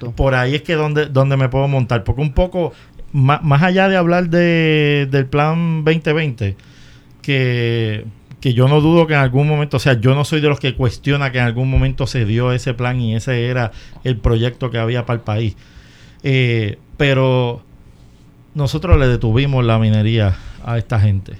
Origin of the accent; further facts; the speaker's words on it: Puerto Rico; en mi país